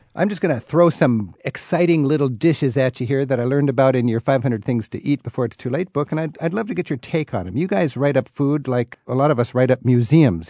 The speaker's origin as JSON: {"language": "English", "area": "the Northwest", "region": "Pacific Northwest", "country": "United States", "said": "I'm from the Northwest"}